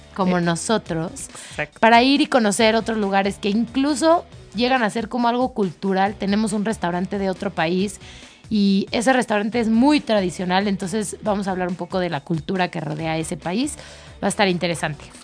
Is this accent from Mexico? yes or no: yes; Mexico; yo que soy mexicana